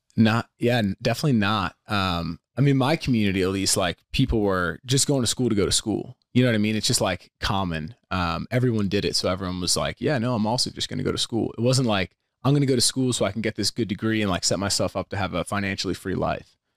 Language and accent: English; Pennsylvania, United States; I grew up in Pennsylvania